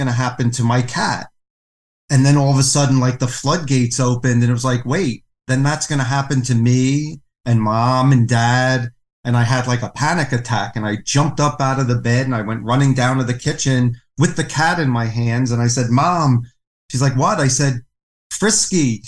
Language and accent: English; New York City, New York, United States; I was raised in New York City to a non-religious Jewish family.